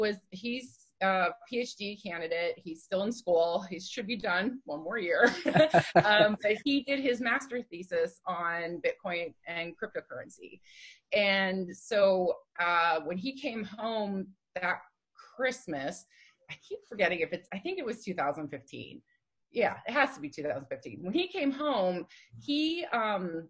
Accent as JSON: {"language": "English", "town": "Johnstown", "region": "Pennsylvania", "country": "United States", "tie": "born or raised there", "also_born_or_lived": "Pittsburgh, Pennsylvania", "said": "I grew up in a rather small town called Johnstown, Pennsylvania"}